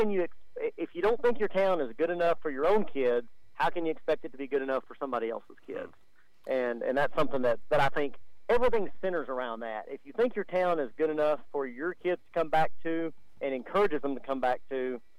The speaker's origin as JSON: {"language": "English", "town": "Stamford", "region": "Texas", "country": "United States", "tie": "born or raised there"}